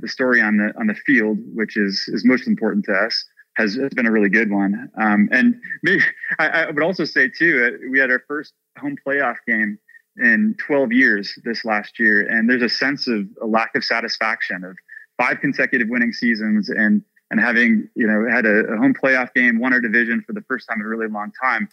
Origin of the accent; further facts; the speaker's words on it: Chicago, Illinois, United States; moved away as an adult; now in Nashville, United States; growing up in Chicago